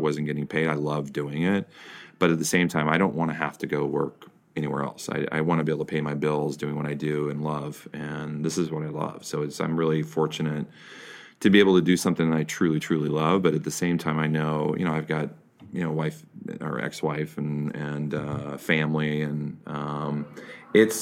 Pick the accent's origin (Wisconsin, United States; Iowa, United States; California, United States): Iowa, United States; moved away as an adult; now in New York, United States; I grew up in Iowa